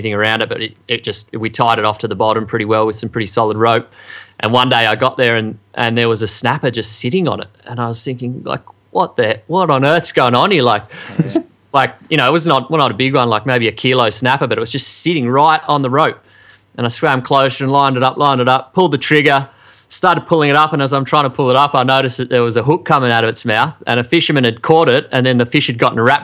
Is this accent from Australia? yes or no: yes; Sydney, New South Wales, Australia; growing up in Sydney